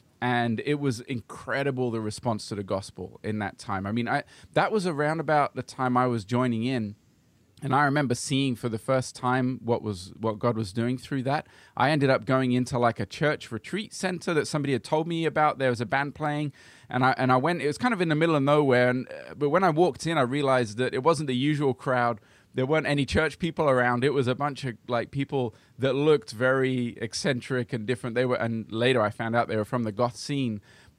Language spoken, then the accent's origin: English; Brazil; my parents were missionaries, and I grew up in Brazil because of that.